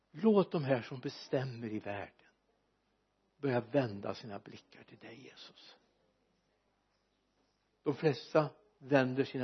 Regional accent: Sweden; jag är väldigt glad för att jag är svensk medborgare

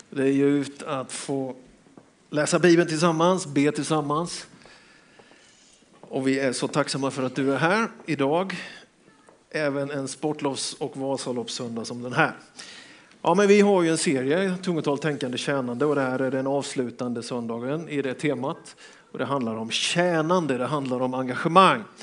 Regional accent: Björkeby, Sweden; Nej, vi kom från Björkeby med dåliga skidor, bakhalt och ingen valla, stora termosbyxor.

